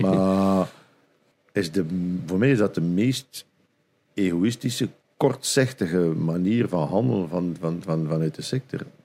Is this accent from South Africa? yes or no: no; Flanders, Belgium; bij ons in Vlaanderen